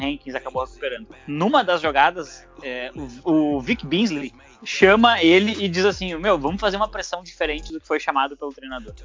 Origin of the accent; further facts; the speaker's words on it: South Region, Brazil; eu sou do Sul